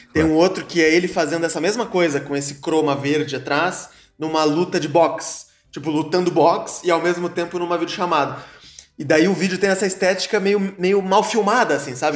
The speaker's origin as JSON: {"language": "Portuguese", "town": "Joinville", "region": "Santa Catarina", "country": "Brazil", "tie": "born or raised there", "also_born_or_lived": "Caxias do Sul", "moved": "yes", "lives_now": "São Paulo, Brazil", "said": "eu comecei a fazer teatro em Joinville, né? Eu nasci em Joinville"}